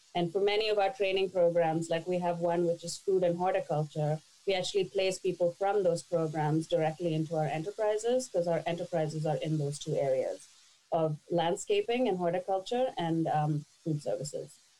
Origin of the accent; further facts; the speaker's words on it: India; moved away as an adult; now in Toronto, Canada; I was born and raised in India, and at the age of 20, I moved to Toronto